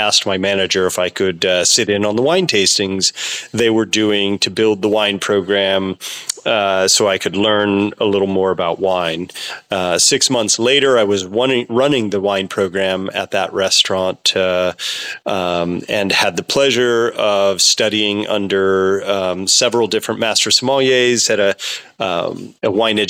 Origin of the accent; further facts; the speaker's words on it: California, United States; Well, I grew up in Sonoma County, about a half an hour from where I am farming now, on a 250-acre horse and cattle ranch.